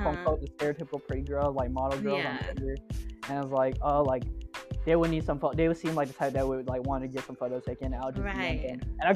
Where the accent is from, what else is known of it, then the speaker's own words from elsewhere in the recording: Oakland, California, United States; I'm from Oakland.